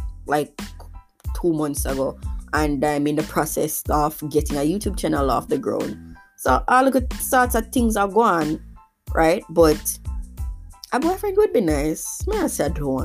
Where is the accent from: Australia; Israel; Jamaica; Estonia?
Jamaica; As a Jamaican